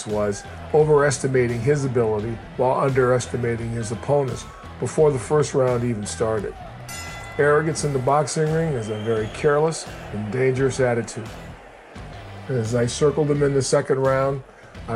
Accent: Portland, United States; I was from Portland

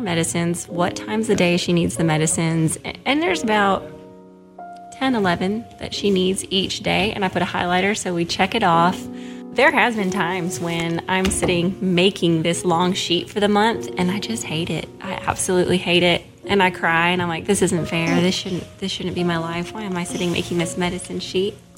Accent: Seattle, Washington, United States; moved away as an adult; also born or lived in Jackson, Tennessee; now in Oxford, United States; I'm from Seattle

